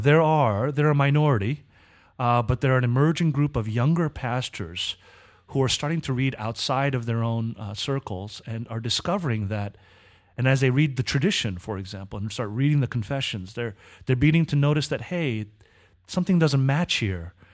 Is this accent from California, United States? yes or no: yes; Southern California, United States; I was born in Southern California